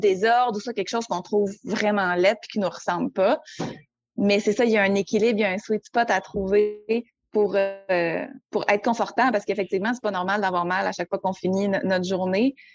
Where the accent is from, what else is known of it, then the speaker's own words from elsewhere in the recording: Quebec City, Quebec, Canada; je viens de Québec, j'habite toujours à Québec euh, en temps normal